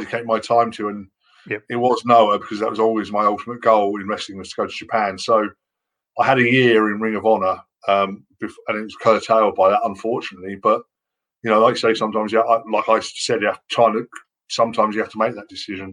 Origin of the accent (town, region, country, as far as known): United Kingdom